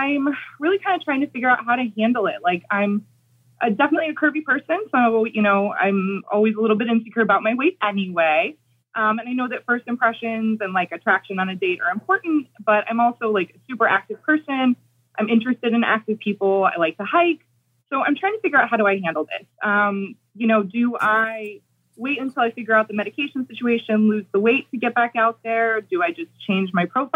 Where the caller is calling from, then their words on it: Boston, Massachusetts, United States; I'm calling from Boston.